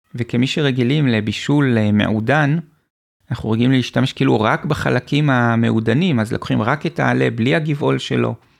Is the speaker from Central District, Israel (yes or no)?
yes; Hibat Tzion, Central District, Israel; גדלתי במושב בעמק חפר, שנקרא חיבת ציון